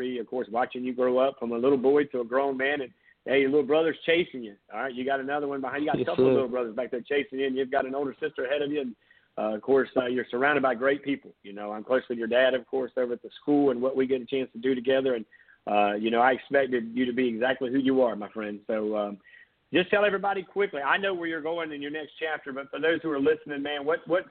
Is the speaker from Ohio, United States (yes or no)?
no; Myrtle Beach, South Carolina, United States; I grew up in Myrtle Beach, so I can putt better than anybody because we've got a billion putt-putt courses